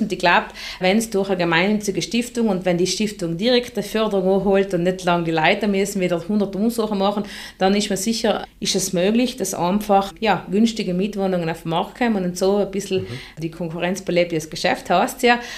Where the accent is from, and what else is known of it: South Tyrol, Trentino-Alto Adige, Italy